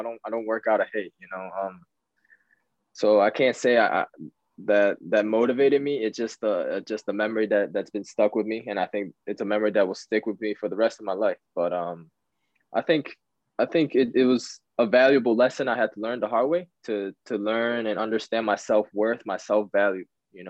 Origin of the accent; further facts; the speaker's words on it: Tokyo, Japan; born there; Like you said, I was born in Tokyo, and my father was actually a professional trainer for a club in Japan.